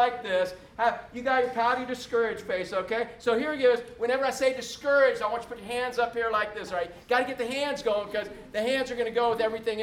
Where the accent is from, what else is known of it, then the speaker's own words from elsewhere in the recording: Orlando, Florida, United States; I was born and raised in Orlando before Disney